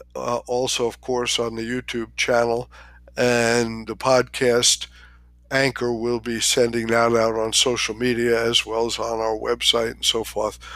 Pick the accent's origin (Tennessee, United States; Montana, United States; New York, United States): New York, United States; I was born in New York, in Queens, in Long Island Jewish Hospital.